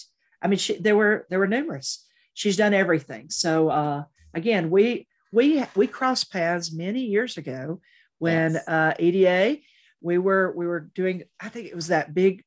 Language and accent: English; the South, United States; we're from the South. We don't do field hockey down here.